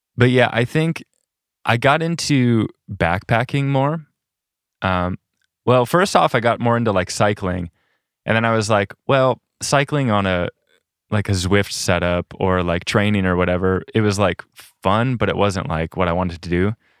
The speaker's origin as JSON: {"language": "English", "region": "South Dakota", "country": "United States", "moved": "as an adult", "said": "I'm from South Dakota originally, and I think there wasn't a lot of nature in South Dakota and the east side that I was on."}